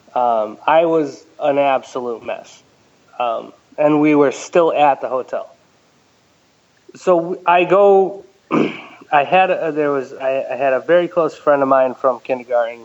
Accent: Ellington, Connecticut, United States; I grew up in uh, Ellington, Connecticut

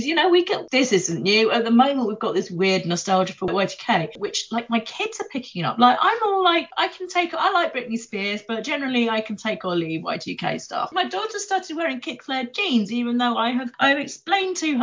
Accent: Ilkeston, East Midlands, United Kingdom; I grew up in Ilkeston, which is where the American Adventure used to be.

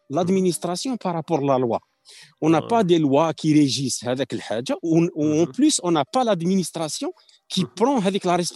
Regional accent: Algeria; حنا حاصله عندنا في الجزائر

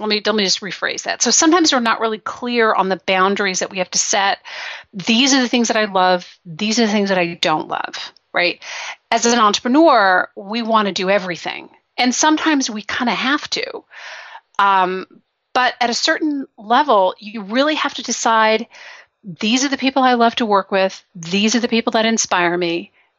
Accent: Belgium; Well, I grew up in Belgium. I was there for 10 years.

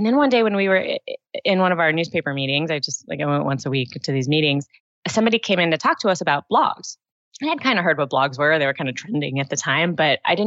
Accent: Southern California, United States; I grew up in Southern California during the Baywatch era

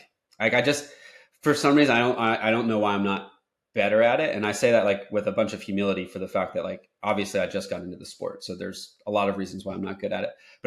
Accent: Ocean City, New Jersey, United States; now in Florida, United States; So growing up in Ocean City, New Jersey, where I did, I was in the ocean like since I was born all summer long

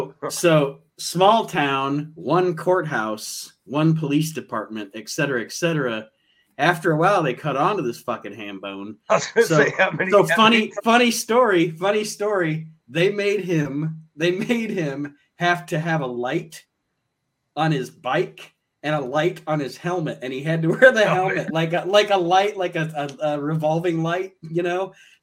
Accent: Toledo, Ohio, United States; we live in Podunk, but we grew up in the city, and some city characters too, like where we grew up in Toledo, Ohio

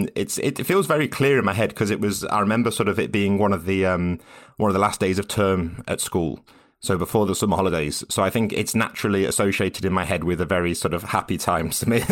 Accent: West Midlands, United Kingdom; So I grew up in Staffordshire, in a very small town in Staffordshire, sort of about an hour north of Birmingham.

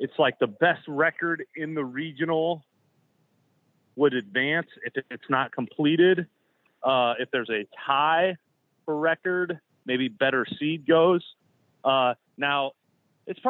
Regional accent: Iowa, United States; moved away; I grew up in Iowa

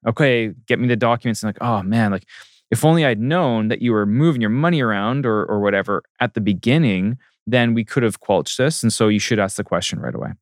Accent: Port Coquitlam, British Columbia, Canada; born or raised there; also born or lived in Maple Ridge / Masset, Haida Gwaii / Ottawa / Baltimore, Maryland

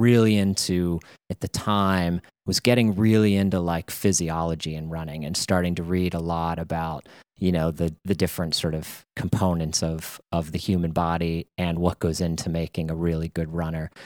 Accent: Pittsburgh, Pennsylvania, United States; moved away as an adult; also born or lived in Connecticut; now in New England, United States; I grew up in Pittsburgh

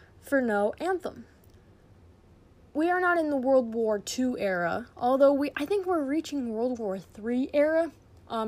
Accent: United States; We're American

